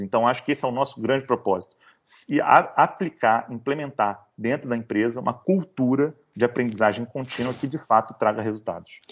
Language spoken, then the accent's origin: Portuguese; Niterói, Rio de Janeiro, Brazil; now in Rio de Janeiro, Brazil; sou carioca de Niterói, né? Aquele que nasceu em Niterói e agora mora no Rio